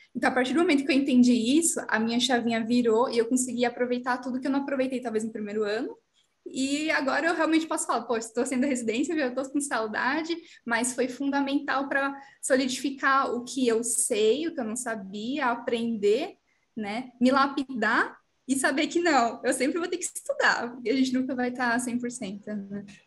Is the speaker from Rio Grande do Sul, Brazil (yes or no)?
no; São Paulo, Brazil; moved away as an adult; now in Ribeirão Preto, Brazil; Eu sou de São Paulo, eu vim para Ribeirão Preto